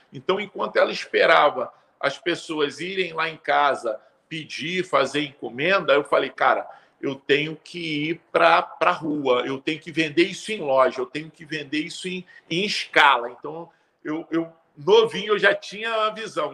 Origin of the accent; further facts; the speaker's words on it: Rio de Janeiro, Brazil; Sou nascido e criado em Bangu, uma, uma periferia, né? Um, um, um subúrbio do Rio de Janeiro